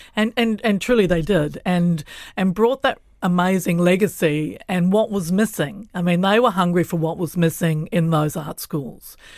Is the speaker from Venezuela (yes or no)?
no; Australia; moved away as an adult; also born or lived in Kuku, Horowhenua, New Zealand; now in Island Bay, Wellington, New Zealand; I wasn't Indigenous to Australia, even though we grew up in a rural environment where I knew we were on Pangarang country